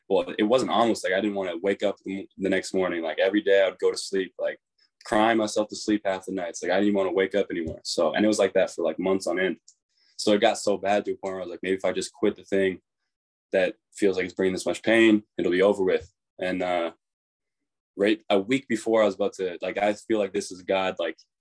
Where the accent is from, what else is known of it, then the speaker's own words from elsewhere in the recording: Kelowna, British Columbia, Canada; moved away; we came from Kelowna